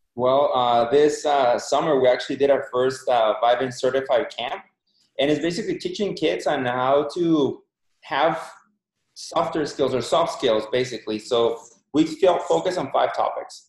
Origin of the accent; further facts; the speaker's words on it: Mexico; moved away as an adult; now in United States; born and raised in Mexico. Uh, in Mexico, went to college over there. Been here in the States for 16, 17 years.